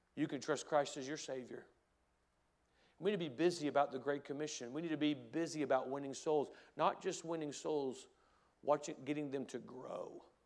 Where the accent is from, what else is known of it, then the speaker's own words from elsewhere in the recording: United States; as an American